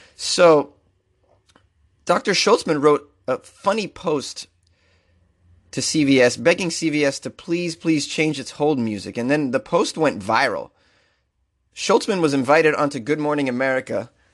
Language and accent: English; Massachusetts, United States; now in Los Angeles, United States; which is my home state.